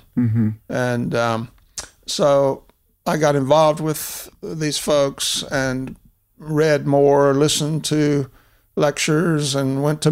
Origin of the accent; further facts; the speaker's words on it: Mobile, Alabama, United States; Well, I was raised in Mobile, Alabama, which was founded in 1702.